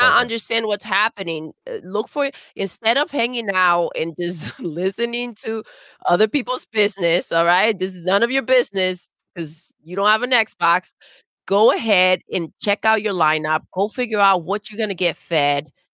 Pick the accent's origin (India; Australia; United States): United States; I'm American